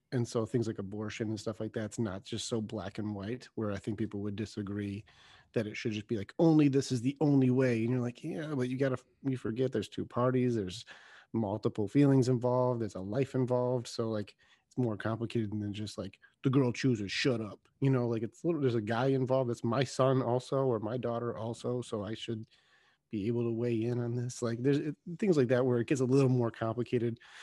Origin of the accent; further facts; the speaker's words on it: United States; we're American